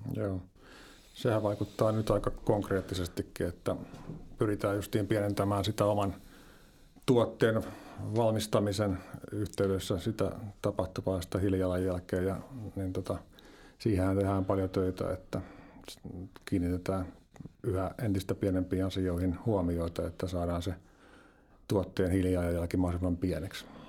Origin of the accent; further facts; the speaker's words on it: Lempäälä, Pirkanmaa, Finland; Tampereen suunnalta sitä Lempäälästä vähän etelästä